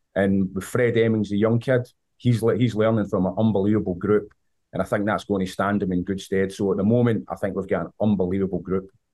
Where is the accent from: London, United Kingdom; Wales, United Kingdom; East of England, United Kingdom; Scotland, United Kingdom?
Scotland, United Kingdom; accent: Scottish; moved away as an adult; also born or lived in Vancouver, Canada; now in United States; you can tell with my accent, I'm from Scotland.